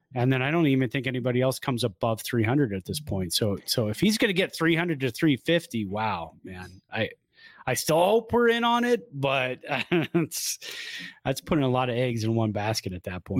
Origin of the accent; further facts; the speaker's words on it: South Bay, California, United States; moved away; I grew up in the South Bay